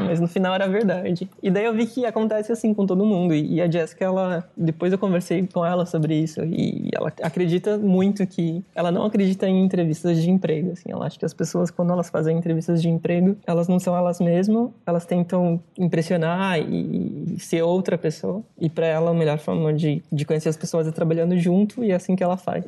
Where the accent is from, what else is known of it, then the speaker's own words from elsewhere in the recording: São Paulo, Brazil; moved away as an adult; also born or lived in Italy; muito perto da onde eu sou, de São Paulo